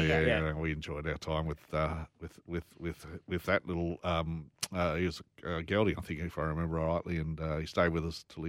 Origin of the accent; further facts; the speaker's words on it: Sydney, New South Wales, Australia; now in Gold Coast, Australia; Born and bred in Beverly Hills, literally in Sydney. Not over in Hollywood.